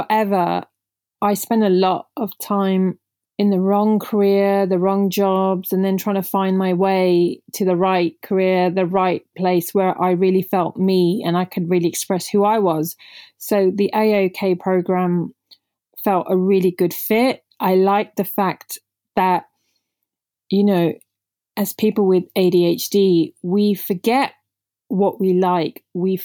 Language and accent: English; United Kingdom; first language Punjabi; English is a second language; I'm Indian origin. So I remember not even speaking English when I was growing up because I was raised by my grandparents at home while my parents, the typical immigrants, parents were out working really hard in the UK.